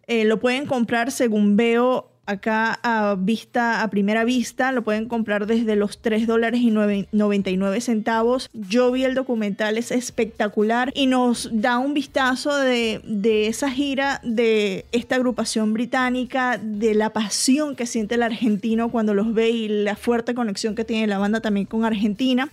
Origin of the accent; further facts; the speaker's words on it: Venezuela; now in Atlanta, United States; yo que soy venezolana